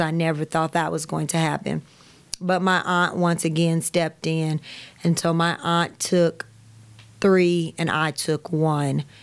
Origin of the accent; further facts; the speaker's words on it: Kansas City, United States; I grew up all around Kansas City.